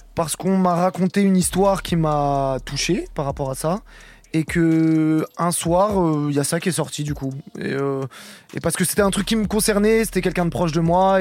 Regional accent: Rouen, Normandy, France; je suis de Normandie, je suis de Rouen.

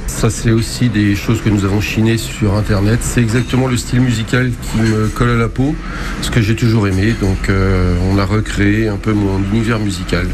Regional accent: Gorron, Pays de la Loire, France; moi je suis originaire de Goron

